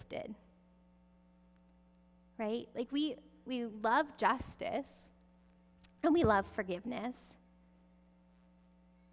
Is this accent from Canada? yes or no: yes; Canada; we're Canadian